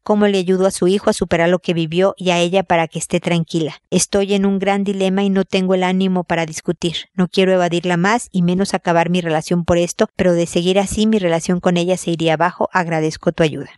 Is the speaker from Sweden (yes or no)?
no; Mexico; moved away as an adult; now in Chile; Soy mexicana, viví en México, me mudé a Chile porque a mi marido lo transfirieron